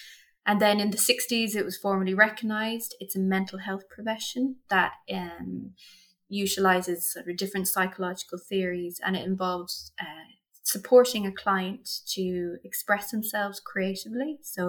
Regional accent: Munster, Ireland; Sure. Okay, so I'm from County Kerry, and that's in the south of Ireland. For those who are outside of our lovely country here

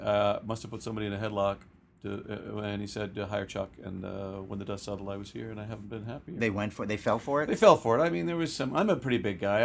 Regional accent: Guelph, Ontario, Canada; I was raised in Guelph, about an hour west of Toronto

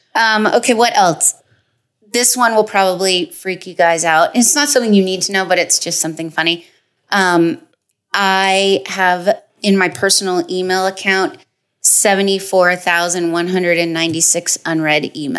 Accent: Toronto, Ontario, Canada; moved away

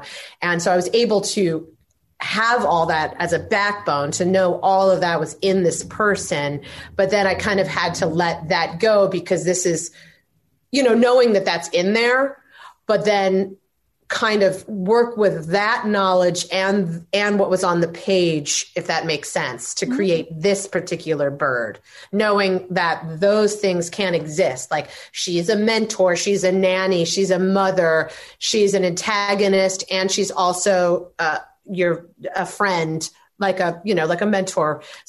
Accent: Midwest, United States; I mean, first of all, I'm from the Midwest, so I'm always like, oh, I can't ever say anything about myself.

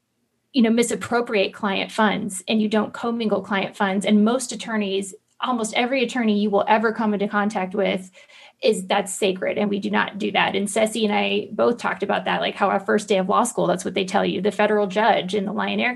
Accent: Central Florida, United States; I grew up poor in Central Florida

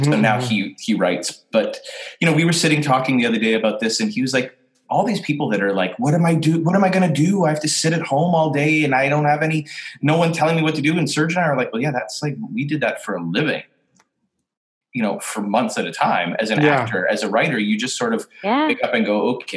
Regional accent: Canada; I'm Canadian

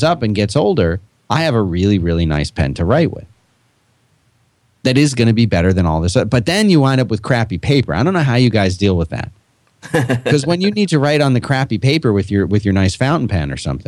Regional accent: Northeast, United States; I'm from the Northeast

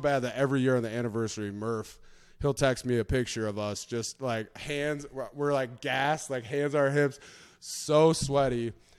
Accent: Minnesota, United States; I grew up in Minnesota, okay, playing hockey.

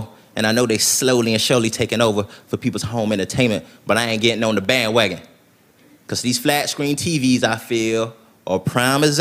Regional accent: Tennessee, United States; moved away as an adult; now in Los Angeles, United States; even though I'm from Tennessee, I live in Los Angeles now

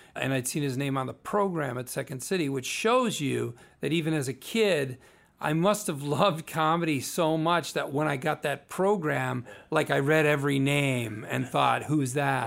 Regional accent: Naperville, Illinois, United States; also born or lived in Berwyn, Illinois; I was Born in Berwyn, Illinois. Grew up in Naperville my whole, most of my life

